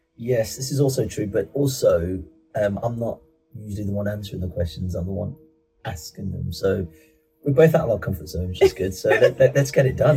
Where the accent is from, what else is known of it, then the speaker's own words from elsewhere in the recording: Birmingham, West Midlands, United Kingdom; also born or lived in Ibadan, Nigeria; we moved to Birmingham